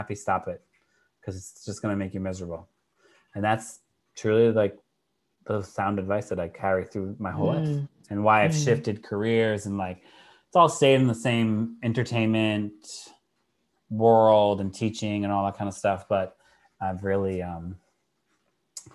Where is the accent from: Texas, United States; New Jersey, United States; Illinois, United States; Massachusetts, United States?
Massachusetts, United States; I'm from Massachusetts.